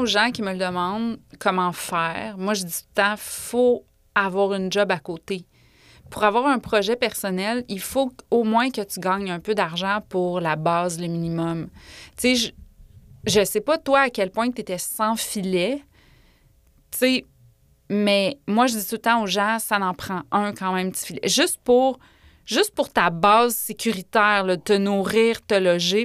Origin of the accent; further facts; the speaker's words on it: Quebec City, Quebec, Canada; also born or lived in Orsainville / Bourg-Royal; je suis née à Val-Bélair, qui est comme la ville que tout le monde rit de dans les radios